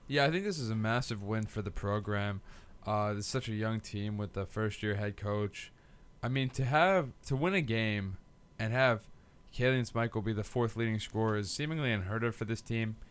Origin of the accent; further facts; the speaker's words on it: Bayonne, New Jersey, United States; I live in my hometown of Bayonne, New Jersey